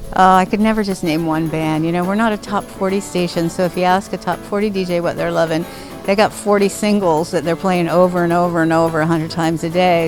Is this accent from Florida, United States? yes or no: yes; Miami, Florida, United States; now in Seattle, United States; growing up in Miami